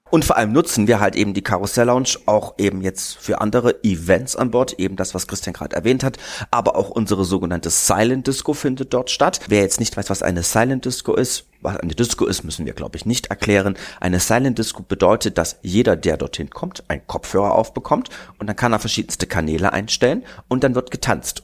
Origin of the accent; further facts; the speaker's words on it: Berlin, Germany; now in Munich, Germany; Ich komme ja aus Berlin